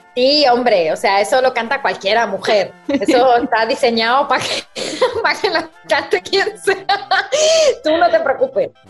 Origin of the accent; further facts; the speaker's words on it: Madrid, Community of Madrid, Spain; accent: madrileña; moved away as an adult; also born or lived in Mexico; now in United States; yo mi acento de madrileña es difícil que se me vaya